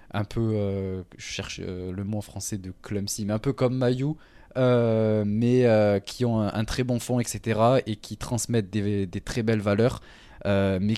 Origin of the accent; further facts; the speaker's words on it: Toulouse, Occitania, France; je viens du sud de la France, la plus belle ville en France, Toulouse, évidemment. Donc, voilà. Mais je n'ai pas l'accent.